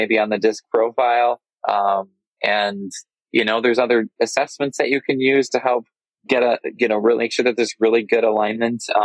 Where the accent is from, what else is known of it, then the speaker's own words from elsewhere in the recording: Michigan, United States; I'm from Michigan, and Michigan winters can be cold